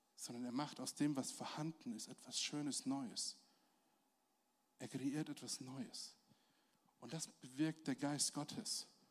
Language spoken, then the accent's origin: German; Germany; als Deutsche